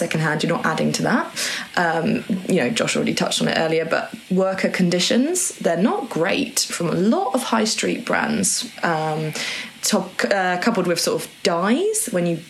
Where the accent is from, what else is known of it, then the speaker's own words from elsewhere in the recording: Norwich, East of England, United Kingdom; I grew up in Norwich